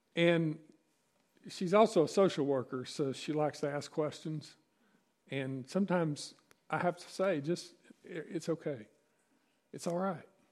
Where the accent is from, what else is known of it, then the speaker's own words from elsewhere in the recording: East Tennessee, United States; also born or lived in Virginia; I grew up in East Tennessee and, and the mountains of, uh, Virginia.